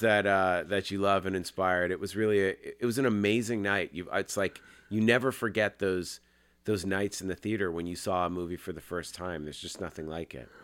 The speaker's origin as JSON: {"language": "English", "region": "Massachusetts", "country": "United States", "tie": "born or raised there", "said": "my best friend, Jeff Rendell, we grew up in Massachusetts"}